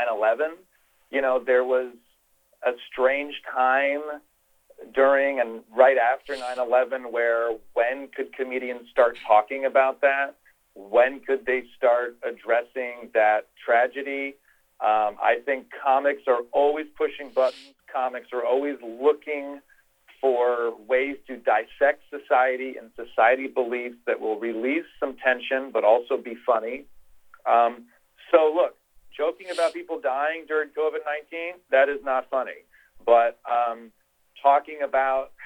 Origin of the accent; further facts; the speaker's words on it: Midwest, United States; also born or lived in Los Angeles; now in New York City, United States; growing up in the Midwest